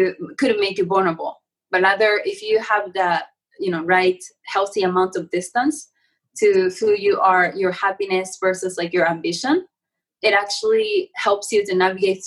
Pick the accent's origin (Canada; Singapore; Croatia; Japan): Japan; I'm from Japan and I have this like a Zen sort of way of upbringing